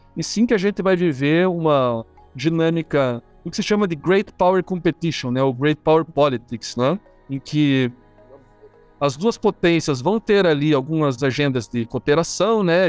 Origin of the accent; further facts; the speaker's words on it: Curitiba, Paraná, Brazil; eu sou de Curitiba, né? Aqui em Curitiba